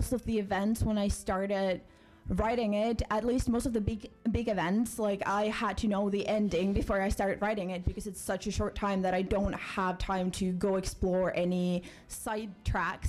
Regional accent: Finland; moved away as an adult; now in Bournemouth, United Kingdom; So I'm from Finland and I moved to Bournemouth to do my master's

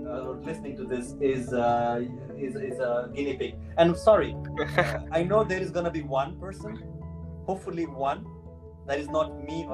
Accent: Nepal; accent: Nepali; now in Italy; I am from Nepal. If you couldn't hear my Nepali accent, now you know. I'm in Italy also

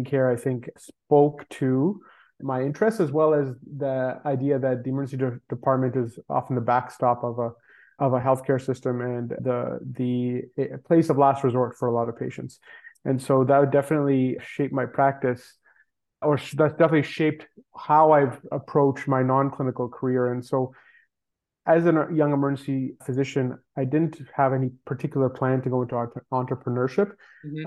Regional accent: Toronto, Ontario, Canada; I grew up in Toronto in Canada

